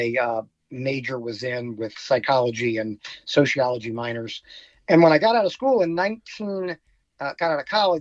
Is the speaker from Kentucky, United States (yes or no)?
no; Virginia, United States; moved away as an adult; also born or lived in Florida / Colorado / Seattle, Washington / Portland, Oregon; growing up in Virginia